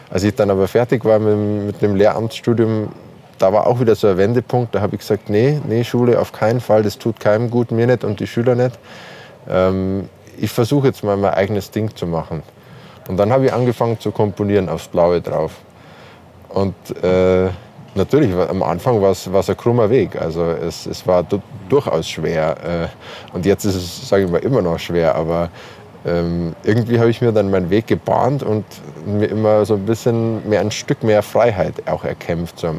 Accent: Bavaria, Germany; Äh, ich bin in Bayern aufgewachsen und habe da meine Wurzeln. Ich bin mit bayerischer Sprache aufgewachsen, mit bayerischen Instrumenten, mit Akkordeon, mit Zither, mit Hackbrett, mit Gitarre.

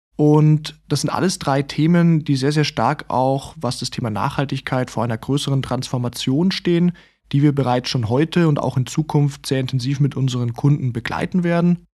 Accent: Southern Germany, Germany; als Süddeutscher

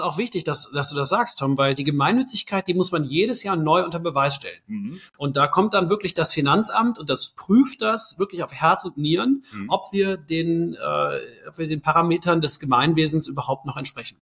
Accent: near Cologne, North Rhine-Westphalia, Germany; moved away as an adult; now in Berlin, Germany; ich komme ursprünglich aus der Nähe von Köln, bin da aufgewachsen

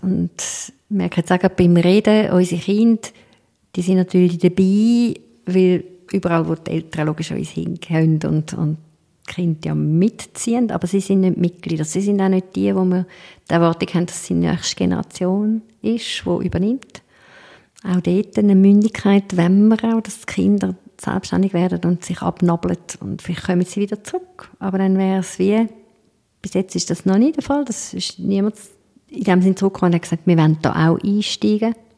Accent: Switzerland; wir als Schweizer

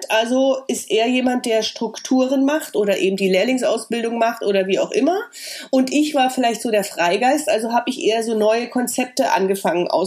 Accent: East Germany, Germany; Und vielleicht war das auch mein Ossi-Charakter

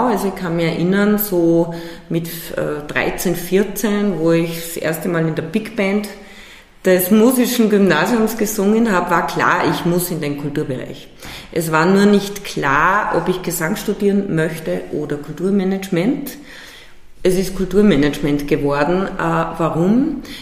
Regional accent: Salzburg, Austria; born there; Ich bin geboren Salzburg Stadt

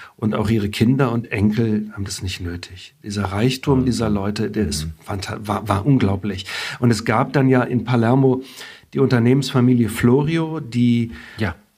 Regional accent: Germany; first language German; ich bin in Deutschland geboren und aufgewachsen, habe Italienisch lernen müssen. Wir haben zu Hause nur Deutsch gesprochen.

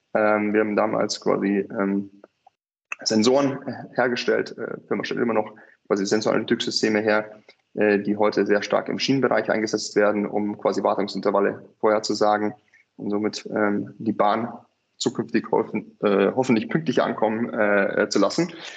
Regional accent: near Munich, Bavaria, Germany; also born or lived in California / Hong Kong; ich bin äh, in der Nähe von München aufgewachsen

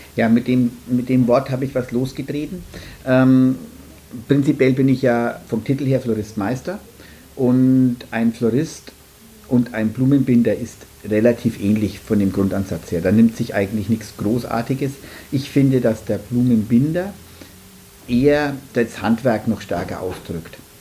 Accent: Nuremberg, Bavaria, Germany; komme aus Nürnberg

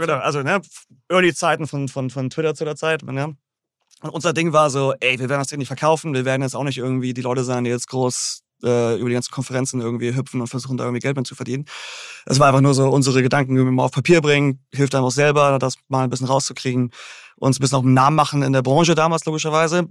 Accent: Großhansdorf, Schleswig-Holstein, Germany; moved away as an adult; also born or lived in Hamburg; now in New York, United States; ich bin aufgewachsen in Großhansdorf, Endstation u 1.

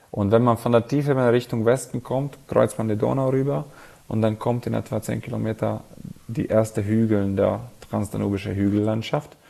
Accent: Szekszárd, Tolna, Hungary; Also ich komme aus dem Süden Ungarns, und meine Stadt und gleichzeitig das Anbaugebiet heißt Saxad.

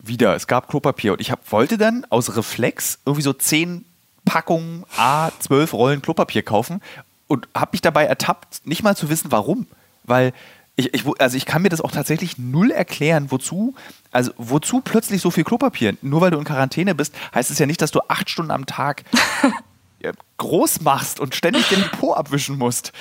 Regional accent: Germany; für uns als Deutsche

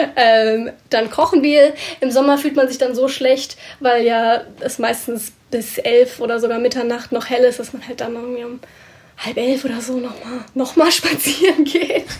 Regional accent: Germany; moved away as an adult; now in Scotland, United Kingdom; mich als Deutsche

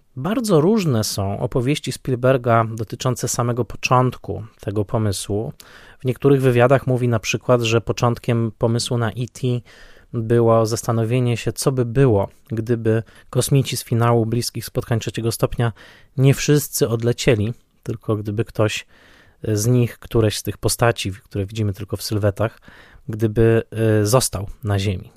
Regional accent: Tarnowskie Góry, Silesian Voivodeship, Poland; w Tarnowskich Górach na Śląsku urodziłem się ja

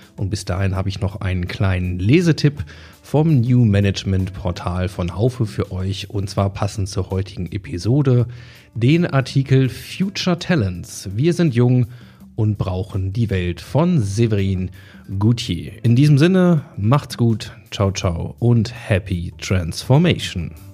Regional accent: Hanover, Lower Saxony, Germany; als Hannoveraner

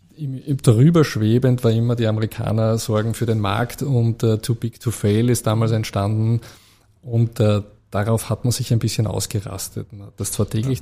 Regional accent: Vienna, Austria; moved away as an adult; also born or lived in Zurich; Äh, ich bin ja äh, Österreicher. Ich bin genau. in Wien geboren, in Wien ja. aufgewachsen.

